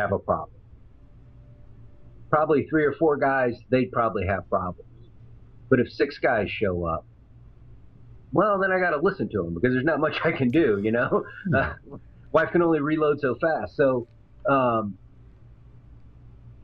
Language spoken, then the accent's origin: English; Nebraska, United States; I'm from Nebraska. So if you go back to my hometown, Nebraska